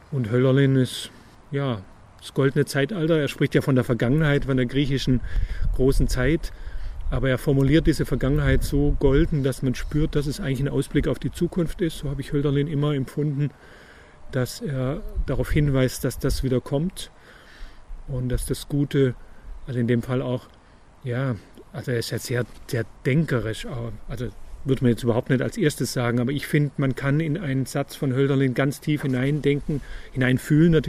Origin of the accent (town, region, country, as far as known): Ulm, Baden-Württemberg, Germany; born or raised there; also born or lived in Tübingen; now in Münchhausen, Germany